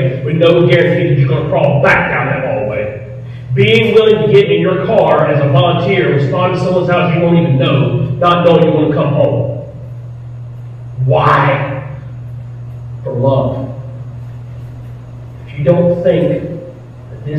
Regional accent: Winston-Salem, North Carolina, United States; moved away as an adult; also born or lived in New York City; now in Thomasville, United States; I grew up in Winston-Salem, North Carolina

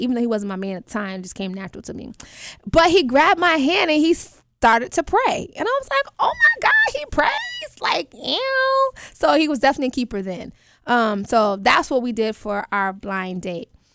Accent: New York, United States; now in Atlanta, United States; I currently live in Atlanta, Georgia, but I'm from New York, up top

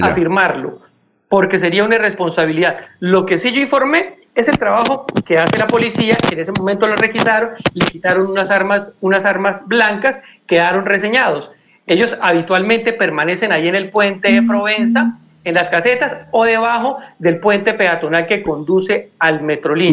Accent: Bucaramanga, Santander, Colombia; also born or lived in Piedecuesta; yo nací en Bucaramanga, pero permanezco mucho en Piedecuesta

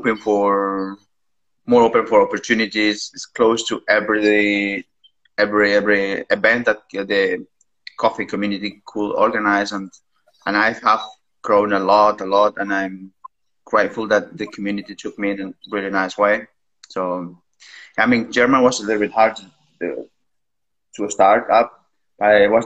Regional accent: Peru; English is a second language; moved away as an adult; now in Vienna, Austria; I'm originally from Peru

